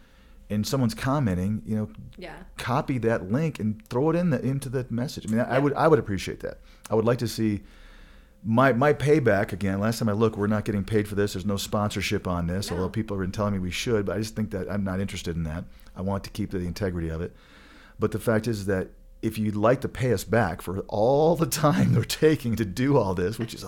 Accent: Michigan, United States; I am a Michigander. I was born and raised in Michigan

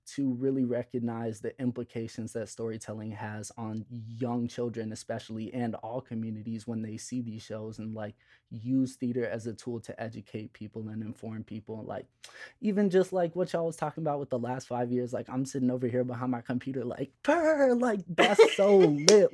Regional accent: Chicago, Illinois, United States; I grew up in Chicago

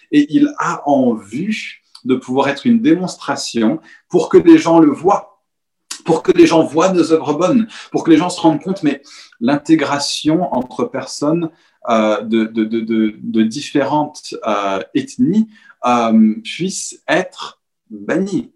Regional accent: Paris, Île-de-France, France; en tant que Parisien

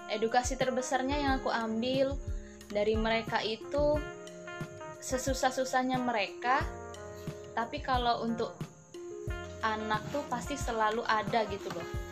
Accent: Palembang, South Sumatra, Indonesia; aku dari Palembang

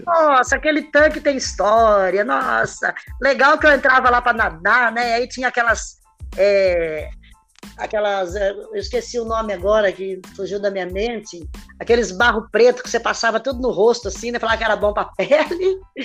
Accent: Limeira, São Paulo, Brazil; sou de Limeira

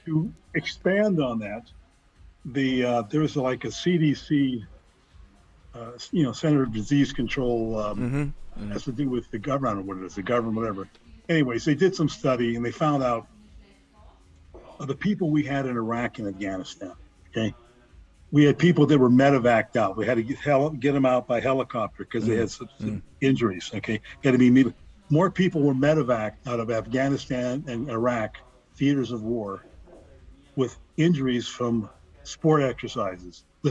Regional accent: Livonia, Michigan, United States; my hometown where I'm living here, Livonia, Michigan

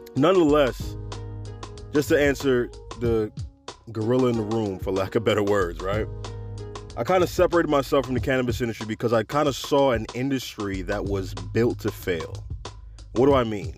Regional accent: New York City, New York, United States; now in Florida, United States; New York. That's my hometown.

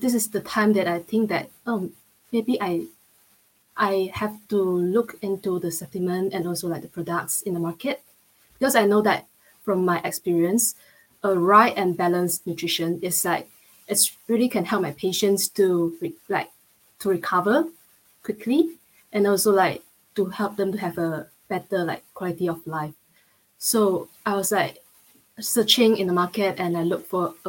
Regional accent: Malaysia; moved away as an adult; also born or lived in Shanghai, China; now in London, United Kingdom; I'm from Malaysia

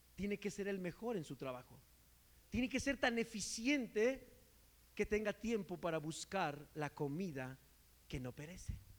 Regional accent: Mexico; como buen mexicano

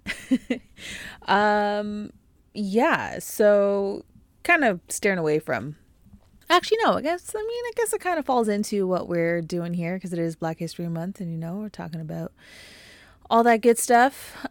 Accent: Canada; being a Canadian and living in Canada

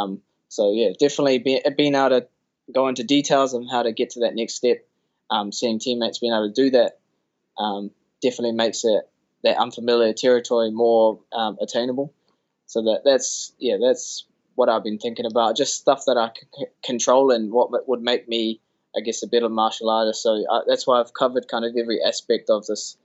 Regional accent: Auckland, New Zealand; to be in my hometown, that would be something that you'd only see in fairy tales. And that's always been a dream, just to fight on a Auckland UFC card

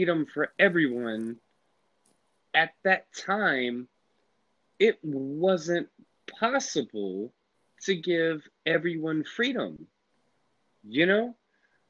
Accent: Atlanta, Georgia, United States; moved away as an adult; now in Virginia, United States; I was raised and grew up in Atlanta, and I just got back to Virginia, like, I don't know, 2 years ago

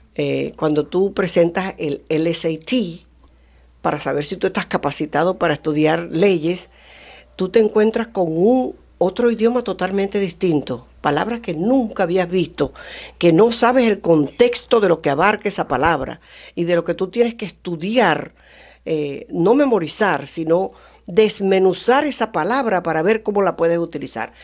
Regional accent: Venezuela; moved away as an adult; now in United States; yo soy venezolana, eh, aprendí inglés después de adulta

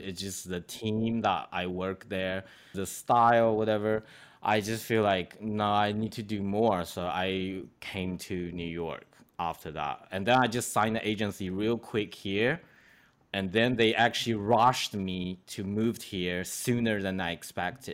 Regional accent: Shanghai, China; moved away; also born or lived in Australia; I'm from Shanghai

